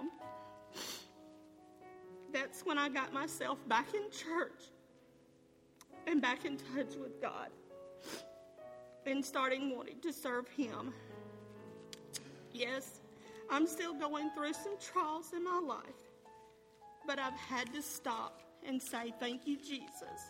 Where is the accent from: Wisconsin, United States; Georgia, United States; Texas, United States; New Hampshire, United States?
Georgia, United States; Carroll County; I was born and raised here in Carroll County